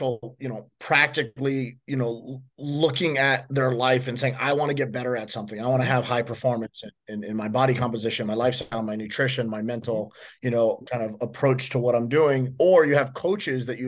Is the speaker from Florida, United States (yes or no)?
yes; Miami, Florida, United States; I'm born and raised in Miami